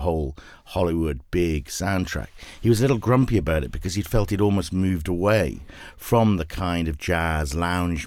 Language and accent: English; United Kingdom; moved away as an adult; now in Los Angeles, United States; as you can tell, obviously, from the accent, I'm not from Southern California. I was a British filmmaker